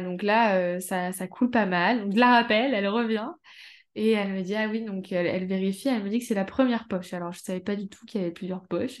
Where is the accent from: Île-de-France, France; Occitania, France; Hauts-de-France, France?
Hauts-de-France, France; Amiens; Je suis d'Amiens, en Picardie